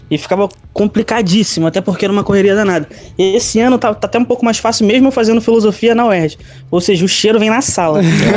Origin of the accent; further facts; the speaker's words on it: Rio de Janeiro, Brazil; porque eu sou parecido com, o pagodeiro. Eu tenho 19 anos e sou do Rio